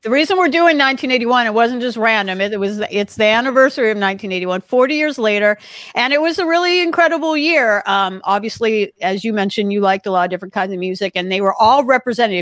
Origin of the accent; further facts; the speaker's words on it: Los Angeles, California, United States; where I grew up in Los Angeles